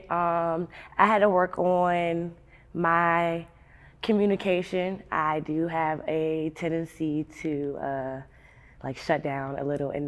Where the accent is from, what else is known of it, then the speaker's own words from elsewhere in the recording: Maryland, United States; So I am from Anne Arundel County. A lot of people don't know where that is. It's close to Baltimore, and it's still close to DC too.